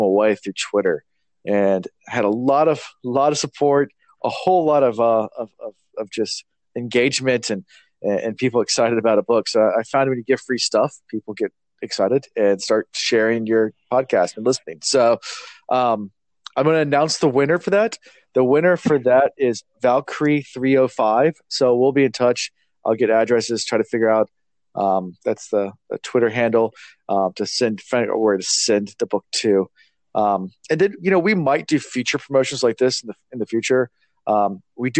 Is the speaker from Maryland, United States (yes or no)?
no; Virginia, United States; we're from Virginia